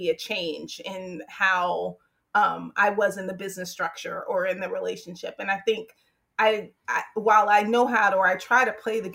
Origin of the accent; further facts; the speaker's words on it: Hampton, Virginia, United States; moved away; also born or lived in White Plains, New York; growing up in Hampton, Virginia, which is a very segregated community